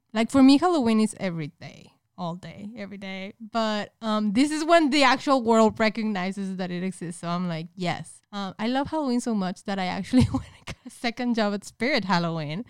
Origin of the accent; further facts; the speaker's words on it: Monterrey, Nuevo León, Mexico; moved away as an adult; now in United States; I was raised in Mexico up until I was, like, twenty-four. Specifically in Monterrey